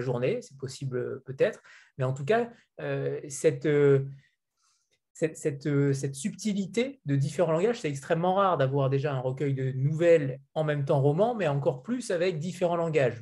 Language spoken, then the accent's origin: French; France; en tant que Français